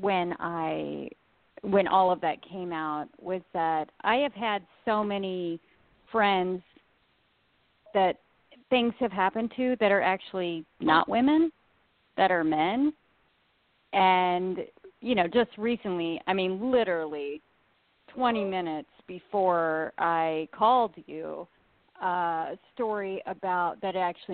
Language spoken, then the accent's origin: English; Indiana, United States; now in Los Angeles, United States; I'm from Indiana, you can believe where I'm from